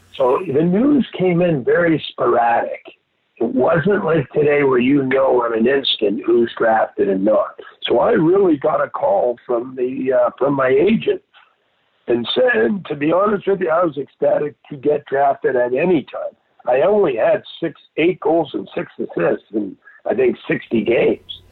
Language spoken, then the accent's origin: English; Montreal, Quebec, Canada; moved away; two months into my life, we moved to Montreal